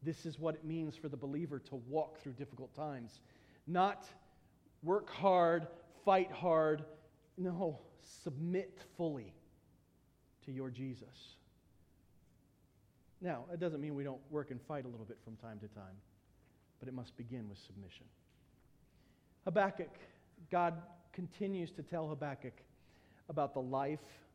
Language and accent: English; United States; being an American